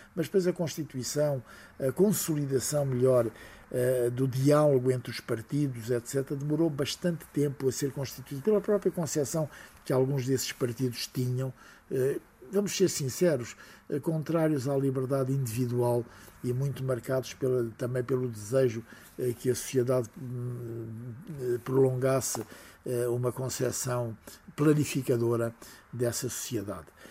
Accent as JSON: {"language": "Portuguese", "country": "Portugal"}